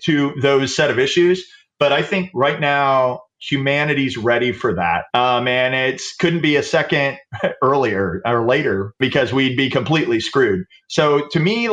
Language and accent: English; the American South, United States; I grew up in the American South in the 70s